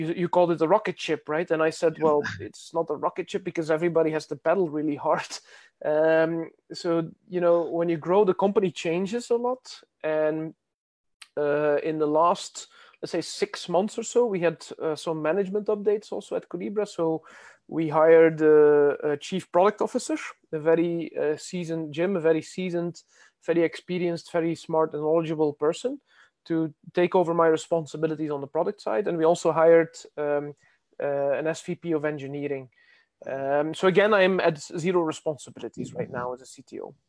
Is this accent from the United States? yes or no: no; Belgium; I'm from Belgium